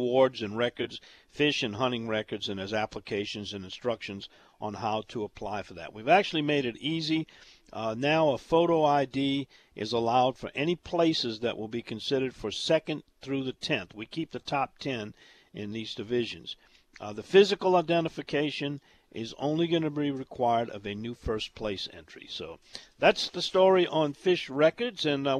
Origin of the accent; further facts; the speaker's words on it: Jefferson Parish, Louisiana, United States; when I was a kid growing up in Jefferson Parish and basically a suburb